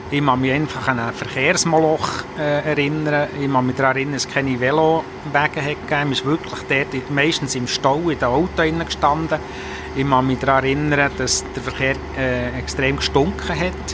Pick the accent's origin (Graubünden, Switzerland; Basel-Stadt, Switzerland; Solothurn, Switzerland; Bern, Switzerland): Bern, Switzerland; Ich bin in der Stadt Bern aufgewachsen, da ist man endlich IB-Fan.